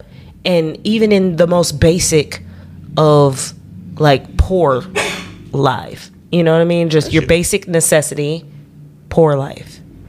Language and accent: English; Chicago, Illinois, United States; I was born in Chicago